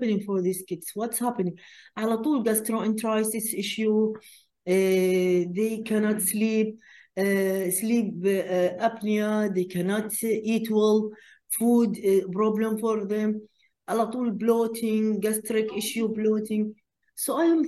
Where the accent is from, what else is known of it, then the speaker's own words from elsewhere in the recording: Qatar; we are from Qatar.